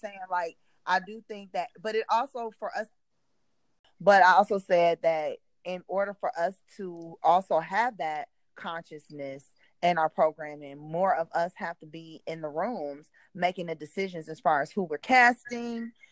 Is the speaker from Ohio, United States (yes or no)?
yes; Cleveland, Ohio, United States; we grew up in Cleveland